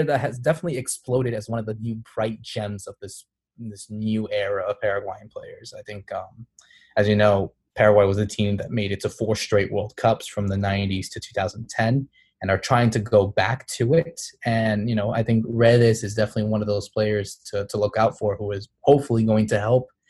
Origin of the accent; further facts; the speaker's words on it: Bridgeport, Connecticut, United States; I am a 22-year-old journalist from Bridgeport, Connecticut. I'm based in Connecticut. I was born and raised here in the United States all my life